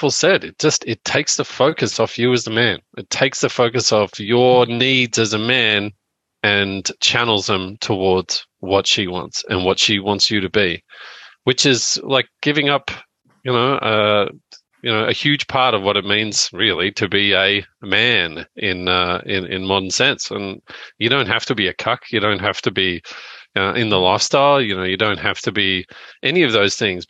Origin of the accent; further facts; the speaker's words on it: Australia